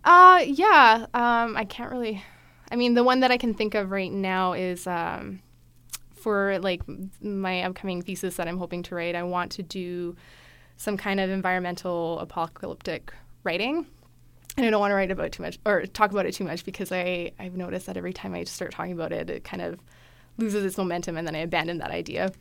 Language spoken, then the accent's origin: English; Calgary, Alberta, Canada; moved away as an adult; now in Edmonton, Canada; I grew up in Calgary